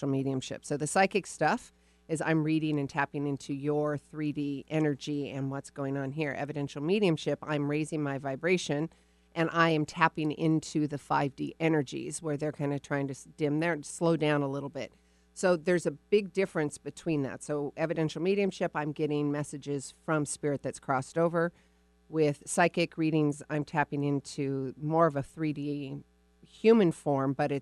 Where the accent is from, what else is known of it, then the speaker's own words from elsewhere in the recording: Arizona, United States; moved away; I was born in Arizona, and then I spent some time